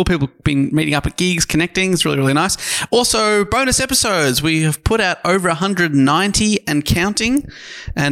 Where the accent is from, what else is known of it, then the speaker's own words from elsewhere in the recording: Eltham, Victoria, Australia; the suburb I probably grew up in, which is Eltham